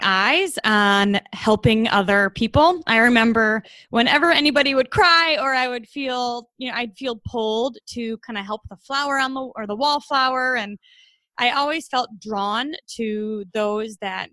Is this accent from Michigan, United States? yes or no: yes; Troy, Michigan, United States; I was born and raised in Troy, Michigan, which is right outside Detroit.